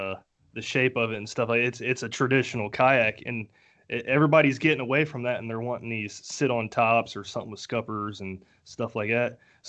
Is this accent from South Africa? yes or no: no; Dayton, Ohio, United States; I'm from the Dayton area.